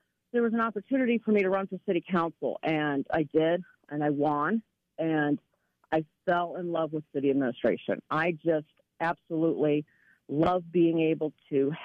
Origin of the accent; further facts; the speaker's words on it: Tallmadge, Ohio, United States; I was born and raised here in Tallmadge. I've lived here my whole entire life